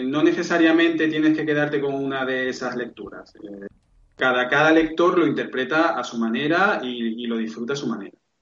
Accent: Seville, Andalusia, Spain; yo soy de Sevilla

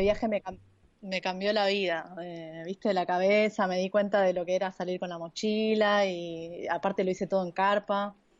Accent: Argentina; soy de Latinoamérica

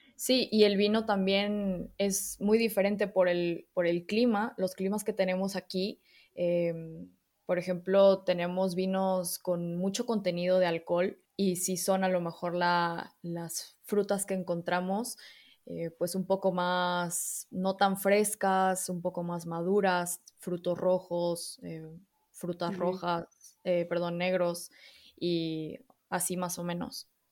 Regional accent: Mexico; accent: Mexican; moved away as an adult; also born or lived in Spain; mexicana, como quizá ya podrán escuchar el acento.

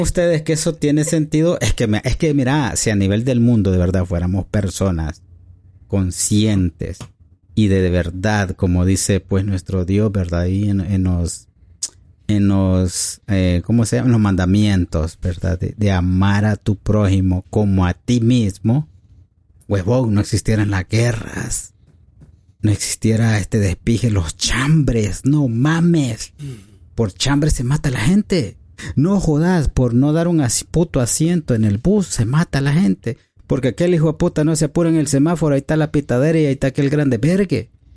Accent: El Salvador; aquí hablamos como salvadoreño

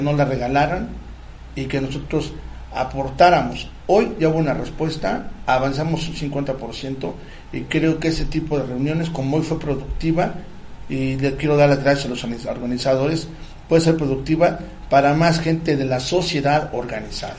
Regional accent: Morelos, Mexico; Somos morelenses.

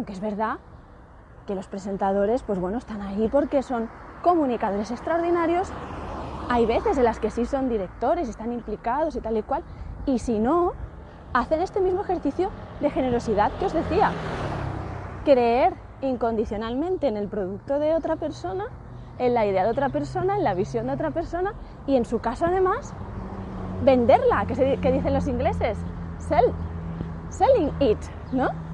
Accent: Spain; lo que somos todos los españoles

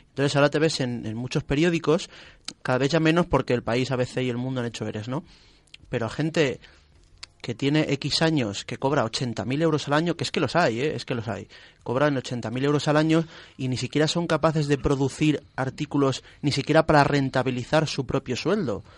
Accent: Ciudad Real, Castilla-La Mancha, Spain; yo soy de Ciudad Real

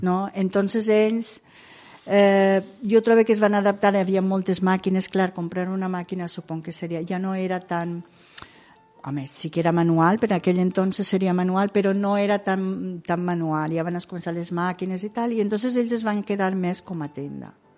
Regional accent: Ondara, Valencian Community, Spain

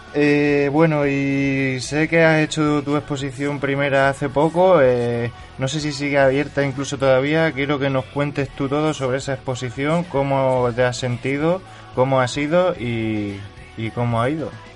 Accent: Extremadura, Spain; yo también soy extremeño

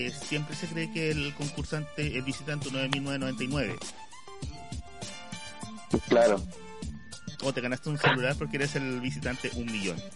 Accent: Chile; yo viví en Estados Unidos un año y medio y se me empezó a olvidar el español como chileno.

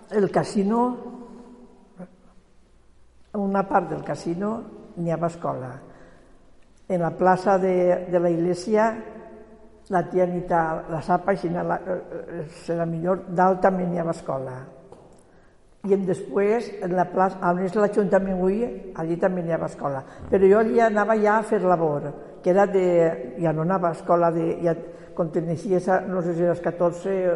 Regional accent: Quart de Poblet, Valencian Community, Spain; born there; Jo a quart.

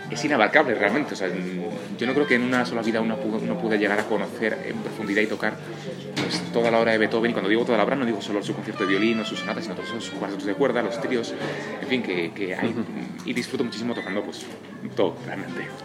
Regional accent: Spain; also born or lived in Germany / United States; estoy feliz viviendo en mi país {S1} y {S0} y realmente estoy viviendo en España porque es donde quiero vivir. Entonces, eh, aunque me encantan muchos países, y he vivido en Alemania, en Estados Unidos

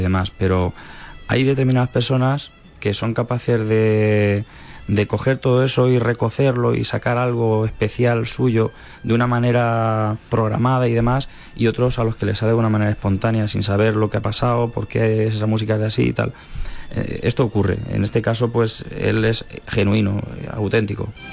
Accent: Calzada de Calatrava, Castilla-La Mancha, Spain; la banda de mi pueblo, siendo adolescente

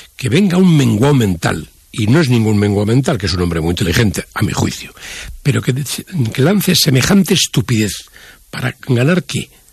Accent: Spain; also born or lived in Madrid; yo como español

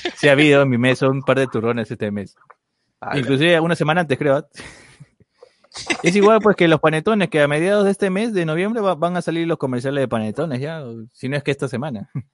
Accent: Peru; Deberíamos saber como peruanos

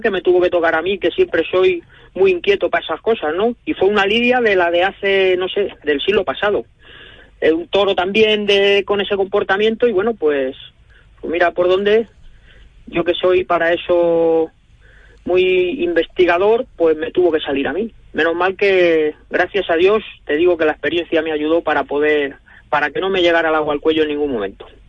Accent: Guadalajara, Castilla-La Mancha, Spain; poder volver a mi tierra

